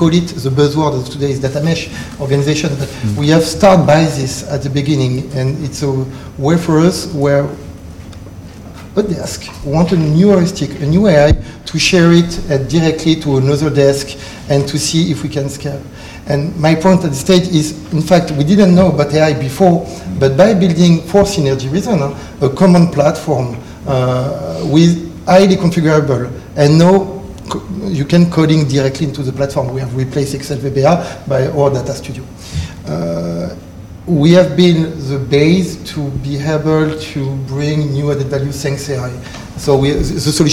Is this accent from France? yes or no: yes; France; accent: French; English is a second language; With my French accent